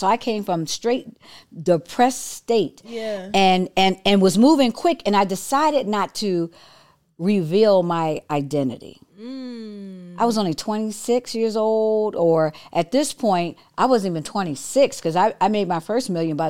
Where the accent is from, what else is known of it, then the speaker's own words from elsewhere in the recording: Detroit, Michigan, United States; I'm straight from Detroit